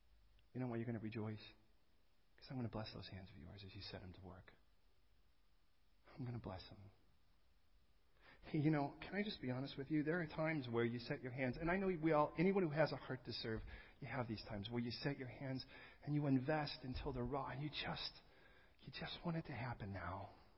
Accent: California, United States; I'm coming from California, man, I like to juice things.

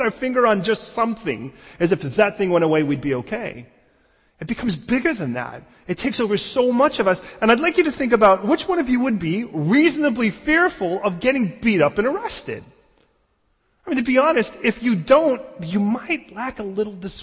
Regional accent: Chicago, Illinois, United States; growing up in Chicago

